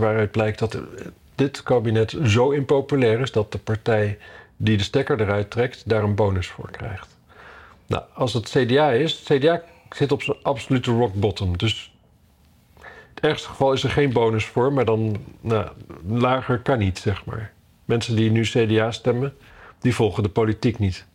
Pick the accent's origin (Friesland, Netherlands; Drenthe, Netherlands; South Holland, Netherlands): Drenthe, Netherlands; Ik kom uit Drenthe